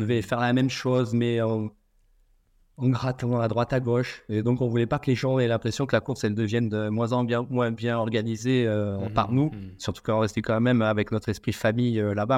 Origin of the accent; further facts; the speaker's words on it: Auvergne-Rhône-Alpes, France; moved away as an adult; now in Réunion, France; je suis auvergnat à la base